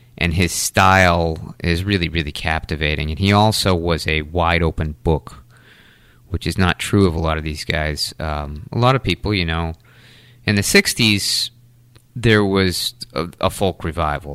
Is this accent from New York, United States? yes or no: no; Taunton, Massachusetts, United States; also born or lived in North Carolina; now in New Bedford, United States; I grew up in Taunton, uh, right in the center of Taunton. Uh, lived there until I left for college